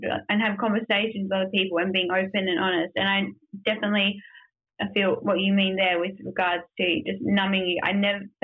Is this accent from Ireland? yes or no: no; Perth, Western Australia, Australia; moved away as an adult; also born or lived in Melbourne; now in Perth, Australia; I grew up in Perth